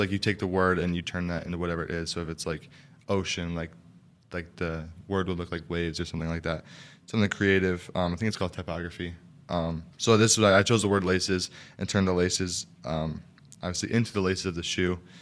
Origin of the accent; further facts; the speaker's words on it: Wausau, Wisconsin, United States; also born or lived in New York; I was born and raised in Wausau